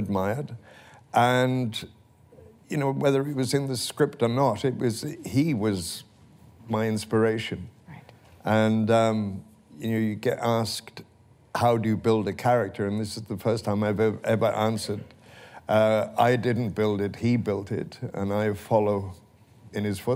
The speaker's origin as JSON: {"language": "English", "region": "Wales", "country": "United Kingdom", "tie": "born or raised there", "said": "I was raised in the Presbyterian church in Wales"}